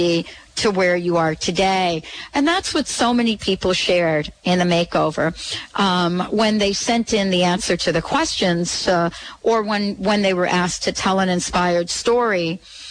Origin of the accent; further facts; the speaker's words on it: East Coast, United States; growing up on the East Coast on Halloween